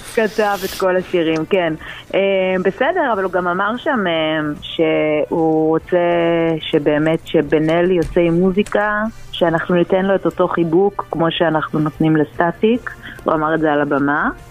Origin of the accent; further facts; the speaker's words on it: Ness Ziona, Central District, Israel; אני מנס ציונה